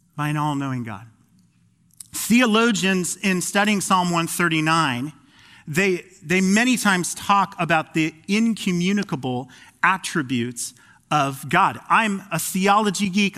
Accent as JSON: {"language": "English", "town": "Phoenix", "region": "Arizona", "country": "United States", "moved": "as an adult", "lives_now": "Pacific Northwest, United States", "said": "I'm a transplant from Phoenix, Arizona, the Valley of the Sun"}